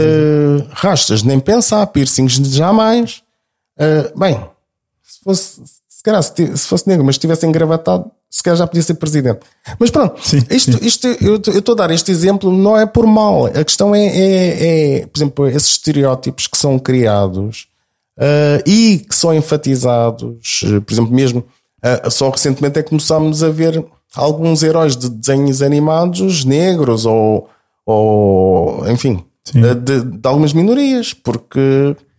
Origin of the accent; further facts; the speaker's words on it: Lisbon, Portugal; accent: alfacinha (Lisbon); eu tenho sotaque alfacinha